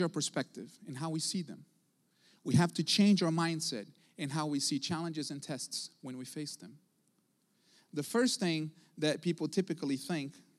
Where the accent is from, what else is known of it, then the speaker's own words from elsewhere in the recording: Brazil; also born or lived in Houston, Texas; now in United States; I wasn't born in this country. I didn't grow up in this country. I was born in South America, in Brazil